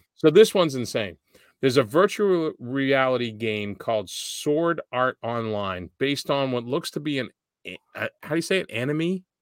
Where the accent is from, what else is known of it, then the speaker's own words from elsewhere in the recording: Boston, Massachusetts, United States; I'm from Boston